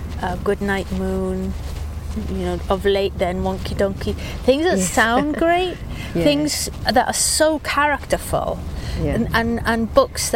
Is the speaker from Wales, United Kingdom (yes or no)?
yes; Swansea, Wales, United Kingdom; moved away; also born or lived in Cardiff; I grew up in Swansea, Dylan Thomas's city, looking at the same crescent-shaped bay